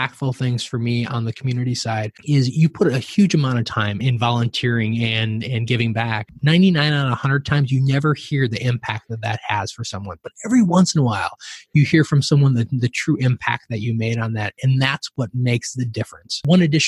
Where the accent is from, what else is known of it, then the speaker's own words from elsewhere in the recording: southern Minnesota, United States; kid growing up in Minnesota on a farm in southern Minnesota